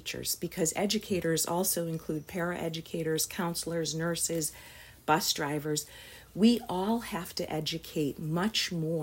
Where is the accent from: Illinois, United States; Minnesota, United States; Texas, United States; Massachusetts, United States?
Massachusetts, United States; Pittsfield; I grew up in Berkshire County, Pittsfield, Massachusetts